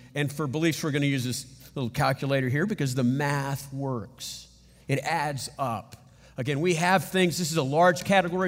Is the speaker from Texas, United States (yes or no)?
yes; San Antonio, Texas, United States; I grew up in San Antonio